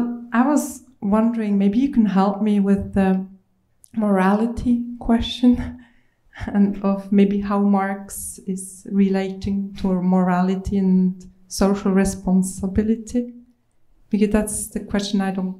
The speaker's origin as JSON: {"language": "English", "country": "Switzerland", "said": "I come from Switzerland."}